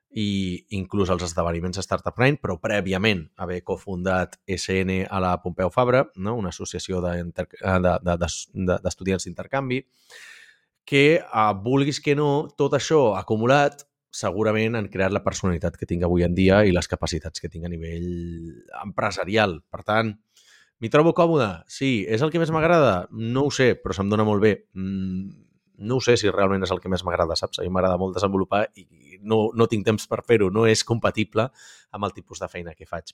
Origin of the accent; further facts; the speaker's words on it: Catalonia, Spain; com a bon català